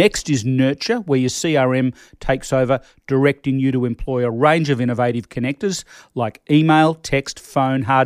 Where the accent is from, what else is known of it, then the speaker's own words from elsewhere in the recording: Australia; I'm Australian